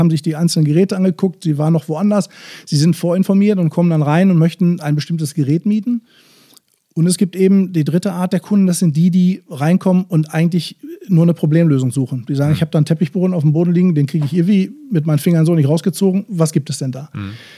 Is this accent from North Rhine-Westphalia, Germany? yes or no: yes; Bochum, North Rhine-Westphalia, Germany; als Bochumer Junge, der ich nun mal bin